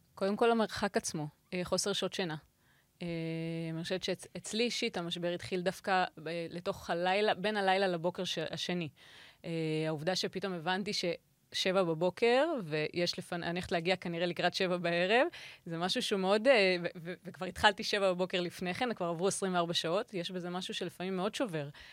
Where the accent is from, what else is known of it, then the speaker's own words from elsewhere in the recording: Israel; הגעתי כישראלית אה, ראשונה, כאילו אישה ישראלית ראשונה